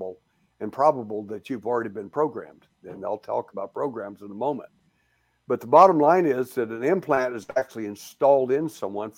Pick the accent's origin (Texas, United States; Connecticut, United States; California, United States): Texas, United States; I was born in Texas